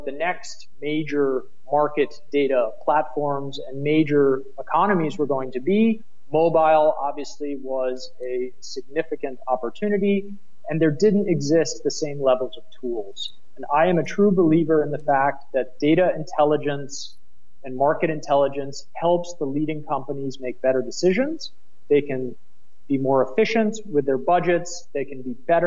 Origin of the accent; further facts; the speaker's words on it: United States; accent: American; moved away as an adult; now in Berlin, Germany; my American accent